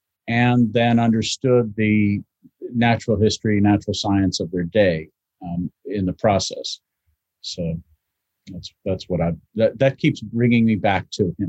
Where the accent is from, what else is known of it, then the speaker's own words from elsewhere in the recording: Louisville, Kentucky, United States; also born or lived in Maryland; now in London, United Kingdom; I'm from the Midwest, from two places, from Maryland and Louisville, Kentucky.